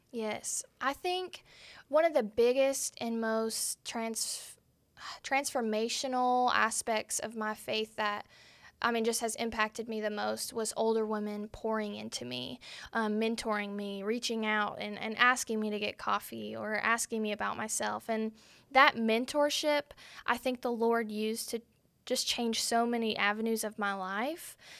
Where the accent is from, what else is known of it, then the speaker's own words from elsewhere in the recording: Arlington, Texas, United States; now in Benton, United States; I'm originally from Arlington, Texas